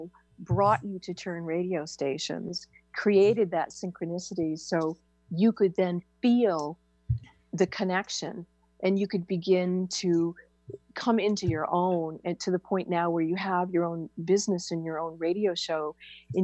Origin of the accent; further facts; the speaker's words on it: New Hampshire, United States; I was born and raised in New Hampshire